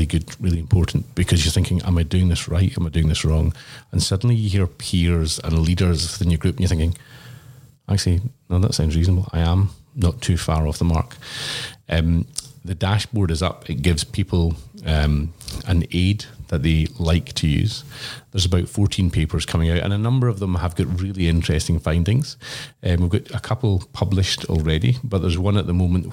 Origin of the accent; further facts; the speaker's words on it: Glasgow, Scotland, United Kingdom; now in Brisbane, Australia; as a Glaswegian